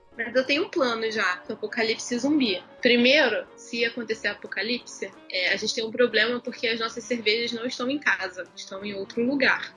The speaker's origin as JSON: {"language": "Portuguese", "region": "Rio de Janeiro", "country": "Brazil", "said": "eu não saí de Jacarepaguá"}